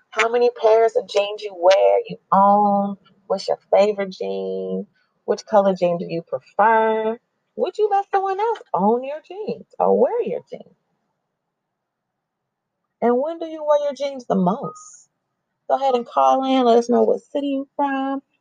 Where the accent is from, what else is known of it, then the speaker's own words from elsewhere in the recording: Chicago, Illinois, United States; growing up in Chicago, in different places, you, you up around different men and being Latina